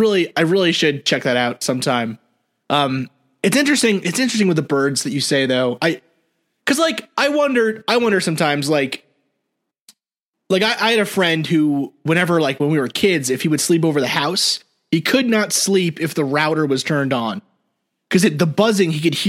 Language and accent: English; New York City, New York, United States; So I grew up in New York City, and right in Jersey, there's that story, the Jersey Devil, right?